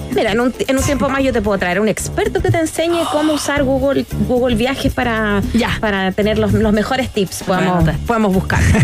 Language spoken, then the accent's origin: Spanish; Chile; como los chilenos acá